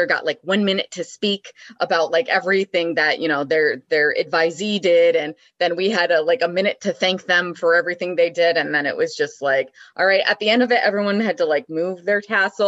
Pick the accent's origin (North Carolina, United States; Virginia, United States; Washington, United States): Washington, United States; Mount Vernon; now in Michigan, United States; I was born and raised in Mount Vernon, Washington, which is about like an hour north of Seattle